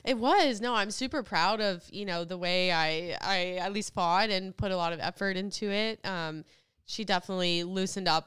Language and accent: English; United States